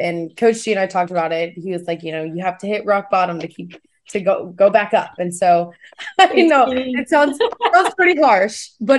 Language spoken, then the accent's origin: English; Kansas, United States; Like, I'm the girl from Kansas.